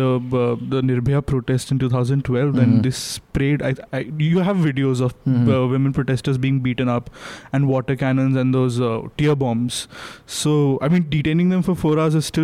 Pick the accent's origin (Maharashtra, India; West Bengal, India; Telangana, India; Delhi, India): Delhi, India; when I was small and growing up in Delhi